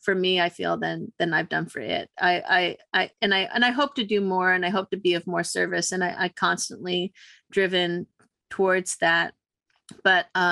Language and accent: English; California, United States; I grew up in California, born and raised, multiple generations